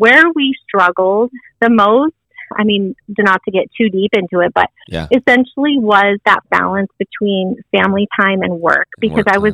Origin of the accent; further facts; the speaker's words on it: Arizona, United States; moved away as an adult; now in Idaho, United States; I was born and raised in Arizona